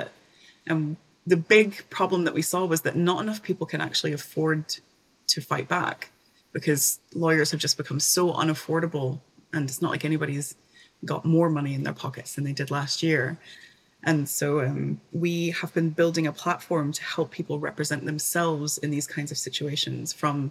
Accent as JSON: {"language": "English", "region": "East Tennessee", "country": "United States", "also_born_or_lived": "Edinburgh, Scotland", "moved": "as an adult", "said": "So I'm from Tennessee originally, the East Tennessee, the mountains, the Smoky Mountains of Tennessee"}